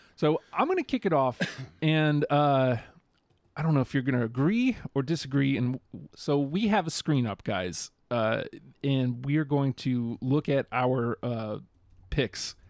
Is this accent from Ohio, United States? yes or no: no; New York, United States; I'm from New York